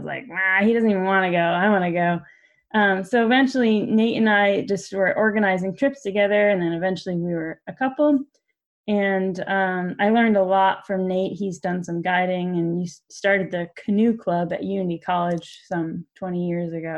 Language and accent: English; New Hampshire, United States; moved away as an adult; also born or lived in Colorado / Wyoming; now in Maine, United States; I'm from New Hampshire.